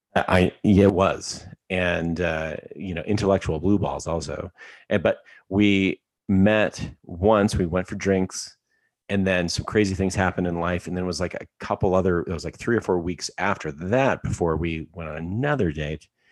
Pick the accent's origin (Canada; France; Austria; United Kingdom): Canada; Alberta; I'm from Alberta, Canada